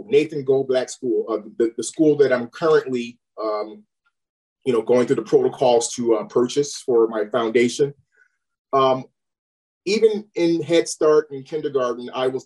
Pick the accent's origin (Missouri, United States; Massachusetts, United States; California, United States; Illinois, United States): Illinois, United States; Chicago; moved away as an adult; now in Los Angeles, United States; growing up on the West Side of Chicago, you know, back then in the 80s